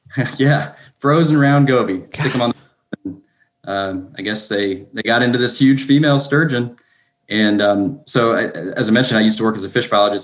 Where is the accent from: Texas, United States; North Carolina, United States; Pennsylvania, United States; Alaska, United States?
North Carolina, United States; now in Duluth, United States; from North Carolina originally. Live in uh, Georgia now